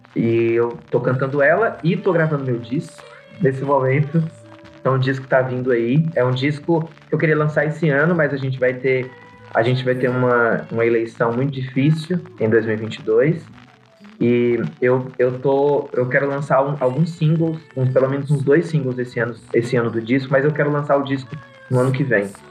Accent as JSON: {"language": "Portuguese", "town": "Vitória da Conquista", "region": "Bahia", "country": "Brazil", "said": "Eu sou de Vitória da Conquista, na Bahia"}